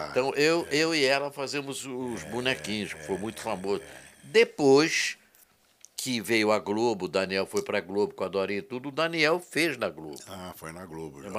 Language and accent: Portuguese; Rio Grande do Sul, Brazil; moved away; also born or lived in Porto Alegre / Rio de Janeiro; Eu sou gaúcho.